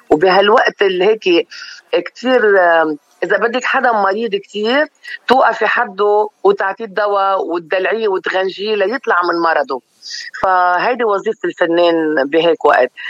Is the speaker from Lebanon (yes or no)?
yes; Lebanon; ليش انا بهالعمر بدي احمل حالي واجي روح واترك بلدي وشارعي وضيعتي وامي واهلي وناسي